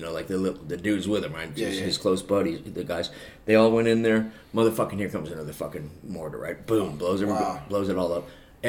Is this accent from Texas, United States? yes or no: yes; Amarillo, Texas, United States; born there; Kurt and I were both born in Texas because I was born in Amarillo